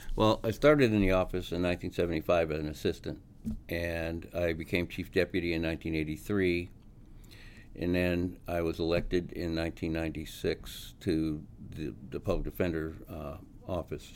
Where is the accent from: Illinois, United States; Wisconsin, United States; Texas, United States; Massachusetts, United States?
Massachusetts, United States; moved away as an adult; now in Omaha, United States; I'd probably end up back in Massachusetts